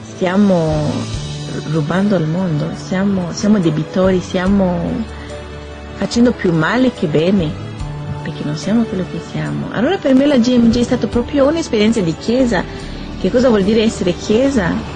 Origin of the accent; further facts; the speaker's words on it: Burundi; moved away; vengo dal Burundi, ho 25 anni